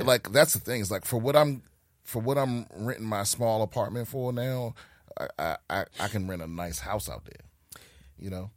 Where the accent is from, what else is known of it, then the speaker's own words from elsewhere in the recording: Prince George's County, Maryland, United States; also born or lived in Washington, D.C.; I was born in D C, raised in P G County, Maryland